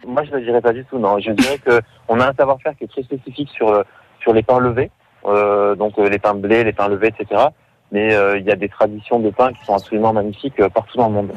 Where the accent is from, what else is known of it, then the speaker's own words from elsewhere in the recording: France; on est français